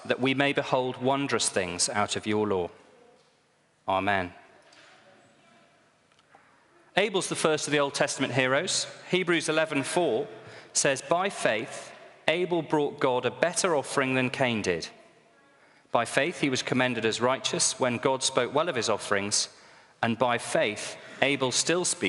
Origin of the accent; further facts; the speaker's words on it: Northumberland, North East England, United Kingdom; I was brought up in Northumberland